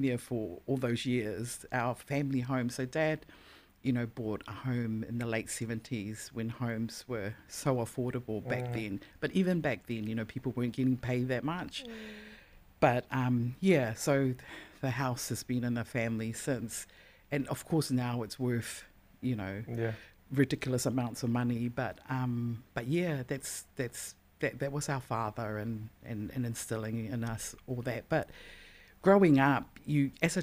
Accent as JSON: {"language": "English", "region": "Auckland", "country": "New Zealand", "tie": "born or raised there", "said": "being a Pasifika and growing up in Auckland"}